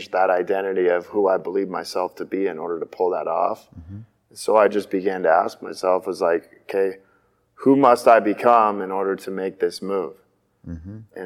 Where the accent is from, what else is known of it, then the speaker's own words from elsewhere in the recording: Spokane, Washington, United States; moved away as an adult; also born or lived in Gig Harbor, Washington; I grew up in Spokane, Washington, which was on the other side of the state